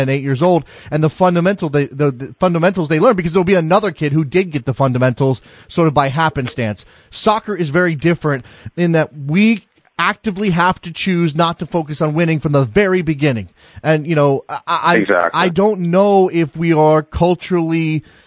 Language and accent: English; United States; this is just what we do as American coaches